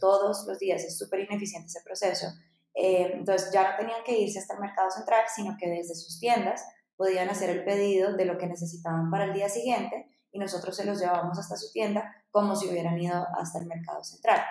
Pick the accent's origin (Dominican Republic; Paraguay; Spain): Dominican Republic; moved away as an adult; also born or lived in Bogotá, Colombia; yo soy colombiana, nací en Bogotá, pero crecí en República Dominicana, en la playa